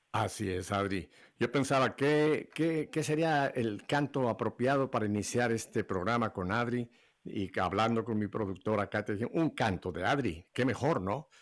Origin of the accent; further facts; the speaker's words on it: Mexico; now in Miami, United States; como decimos en México